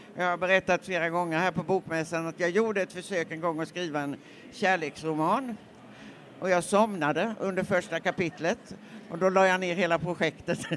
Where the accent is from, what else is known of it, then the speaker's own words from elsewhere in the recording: Nässjö, Jönköping County, Sweden; när jag växte upp i Nässjö